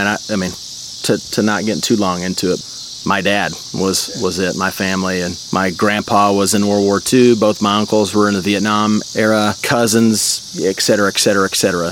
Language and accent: English; Jonesboro, Arkansas, United States; up in Northeast Arkansas, about an hour and hour and a half away from Memphis uh, to the northwest, a little town called Jonesboro.